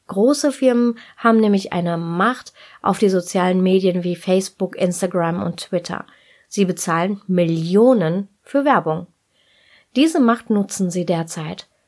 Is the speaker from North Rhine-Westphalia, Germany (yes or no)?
yes; Ruhr area, North Rhine-Westphalia, Germany; ich bin im Ruhrgebiet geboren und groß geworden